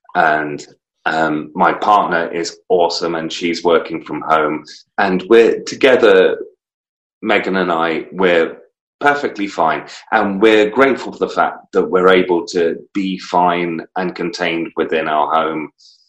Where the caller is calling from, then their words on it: North East England, United Kingdom; Still in the northeast of England, my friend.